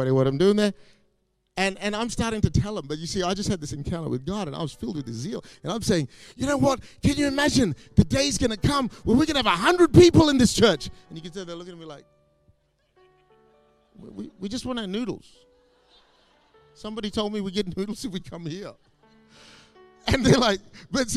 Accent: Perth, Western Australia, Australia; moved away as an adult; also born or lived in Singapore; now in Malaysia; I grew up in Perth, but I was sort of born in Singapore, a few years in Malaysia.

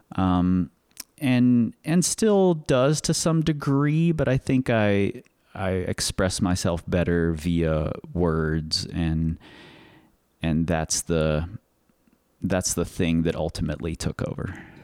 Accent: Cincinnati, Ohio, United States; now in Lander, United States; I'm originally from Cincinnati, Ohio.

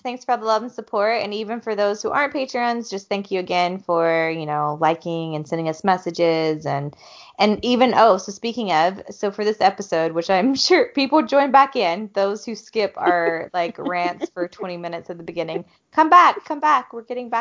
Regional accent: Georgia, United States; I'm from Georgia

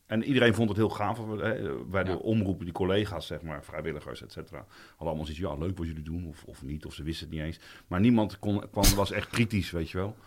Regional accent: Roelofarendsveen, South Holland, Netherlands; also born or lived in The Hague; ik ben ook geboren in Den Haag, maar ik had het geluk dat mijn ouders eh, op mijn vierde naar Roelof Arendsveen verhuisden

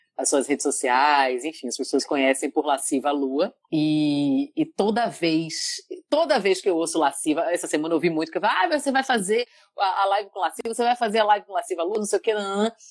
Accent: Salvador, Bahia, Brazil; now in São Paulo, Brazil; Eu, eu fazia pilates lá em Salvador, eu sou de Salvador, Bahia

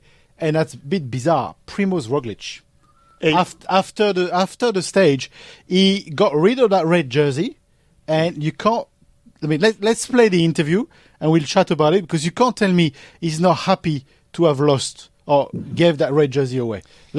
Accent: Paris, Île-de-France, France; I'm from Paris. I'm not from the Northern France.

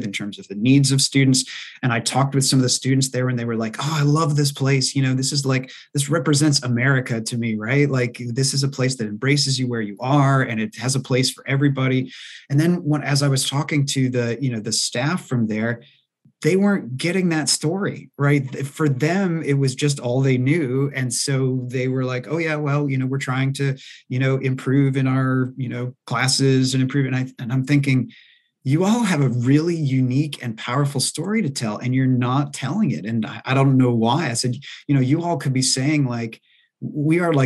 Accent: Maine, United States; moved away; also born or lived in East Coast; I'm originally from Maine

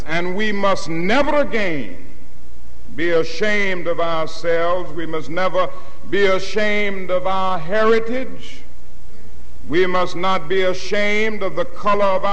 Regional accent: Atlanta, Georgia, United States; I was growing up in Atlanta, Georgia

